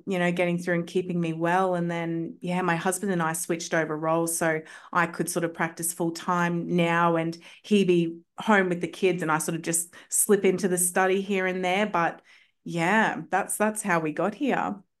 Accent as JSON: {"language": "English", "country": "Australia", "said": "I'm from Australia"}